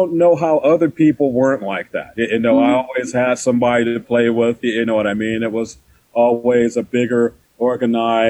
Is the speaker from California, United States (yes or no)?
yes; Oakland, California, United States; moved away; I grew up in Oakland, California. So I'm a Bay Area guy